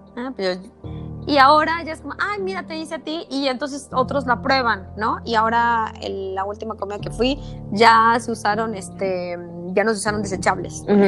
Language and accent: Spanish; Mexico City, Mexico; soy chilanga